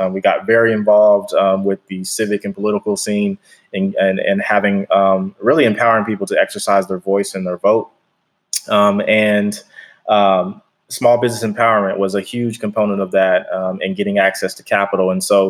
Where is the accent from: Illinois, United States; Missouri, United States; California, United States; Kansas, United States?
Kansas, United States; Wichita; now in Texas, United States; so I'm originally from Kansas, Wichita, Kansas. And my family moved here in about 2008